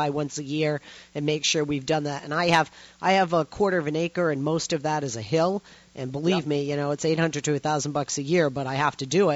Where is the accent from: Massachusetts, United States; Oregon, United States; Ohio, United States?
Massachusetts, United States; Boston; now in Los Angeles, United States; I'm originally from Boston, and I live in L.A.